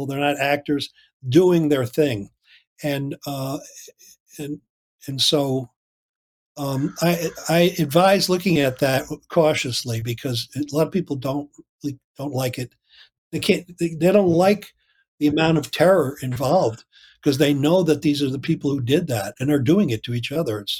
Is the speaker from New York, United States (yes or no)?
yes; Loudonville, New York, United States; I grew up in Loudonville, New York